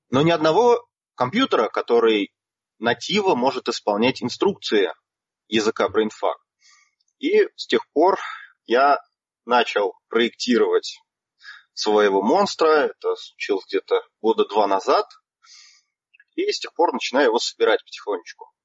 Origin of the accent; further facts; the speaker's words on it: Nizhny Novgorod, Nizhny Novgorod Oblast, Russia; Да, все верно. Из Нижнего